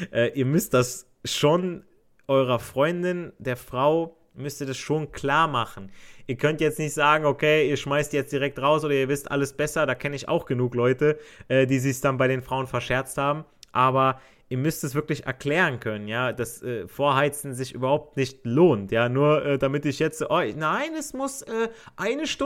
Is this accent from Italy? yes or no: yes; Italy; Also ich, ich als Italiener sage, per favore, eh, vieni nelle corridore.